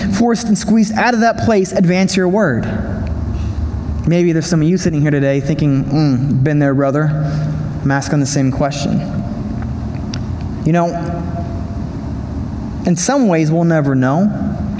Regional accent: United States; I'm an American

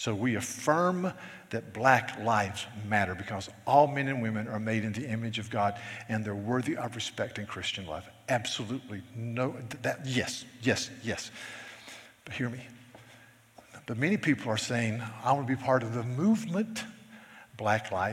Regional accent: the South, United States; I'm a Southerner

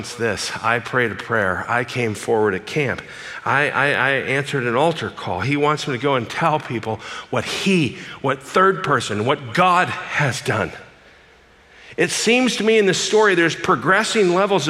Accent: Glendale, California, United States; I grew up in Glendale, California

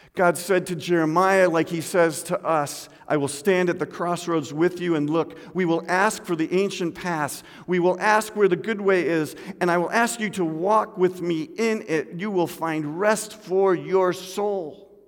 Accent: Midwest, United States; moved away; also born or lived in Seattle; I remember as a boy, uh, growing up in the Midwest

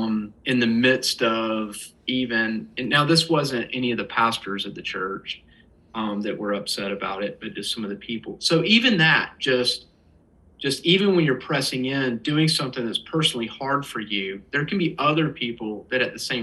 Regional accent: the South, United States; it's not just growing up in the South

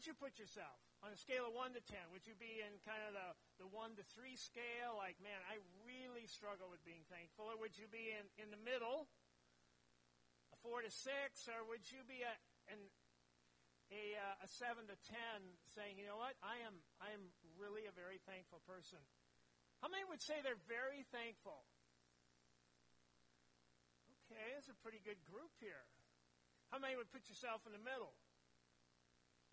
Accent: near Cambridge, East Central Minnesota, United States; moved away as an adult; also born or lived in Mora, Minnesota / Stanchfield, Minnesota / Roseau, Minnesota / Wausau, Wisconsin; I grew up in East Central Minnesota, up around Cambridge

